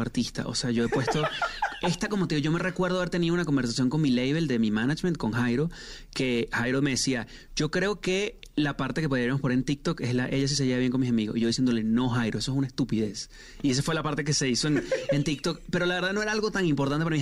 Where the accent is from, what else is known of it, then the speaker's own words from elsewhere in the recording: Venezuela; yo soy venezolano también, en Venezuela se dice marrones